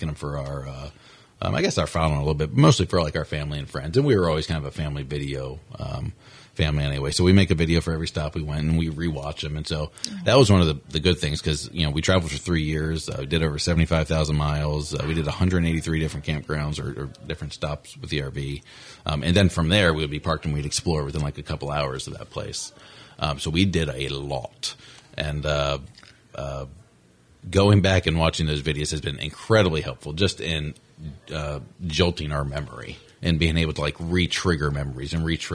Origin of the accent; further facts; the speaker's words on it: St. Augustine, Florida, United States; we're from St. Augustine